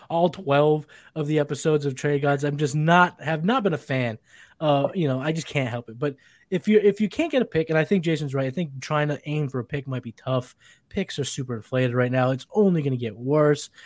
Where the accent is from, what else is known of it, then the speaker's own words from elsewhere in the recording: Massachusetts, United States; I'm from Massachusetts